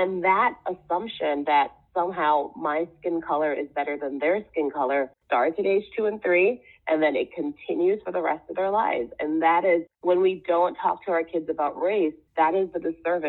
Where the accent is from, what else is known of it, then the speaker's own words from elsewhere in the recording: Jamaica; also born or lived in Trinidad and Tobago; now in United States; I didn't grow up here. I grew up in the Caribbean. I grew up in the West Indies, and I grew up in Jamaica, and I grew up in Trinidad, where we talk about race all the time.